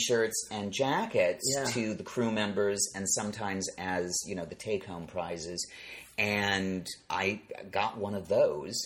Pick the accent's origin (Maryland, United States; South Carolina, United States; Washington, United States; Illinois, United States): Illinois, United States; Chicago; also born or lived in Nantucket; I grew up in Chicago, a city with good public transportation